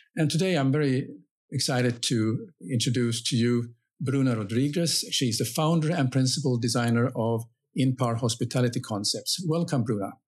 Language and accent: English; Finland; I'm coming from Finland